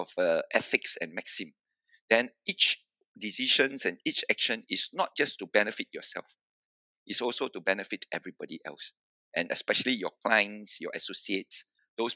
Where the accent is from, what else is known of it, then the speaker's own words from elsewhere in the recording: Malacca, Malaysia; I was from Malacca.